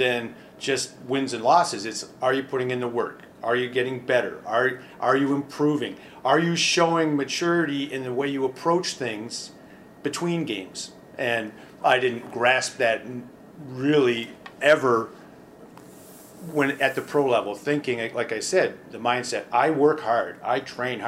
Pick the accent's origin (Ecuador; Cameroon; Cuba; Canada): Canada; Southern Ontario; moved away as an adult; also born or lived in Oshawa, Ontario / Burlington, Ontario / Windsor, Ontario; I grew up in Southern Ontario, moving up and down the 401, Oshawa, Burlington, and Windsor